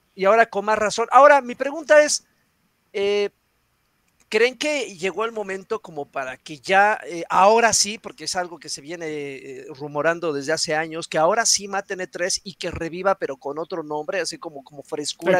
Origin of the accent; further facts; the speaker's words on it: Mexico City, Mexico; aquí en la Ciudad de México